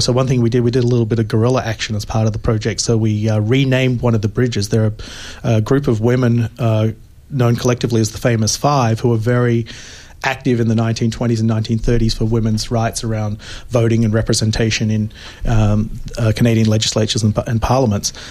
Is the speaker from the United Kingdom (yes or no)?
no; Australia; moved away; I'm originally from Australia